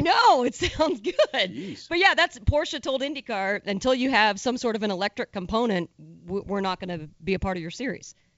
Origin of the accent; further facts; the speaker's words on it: Indianapolis, Indiana, United States; born and raised in Indianapolis, and the Indy 500 being such a central part of my family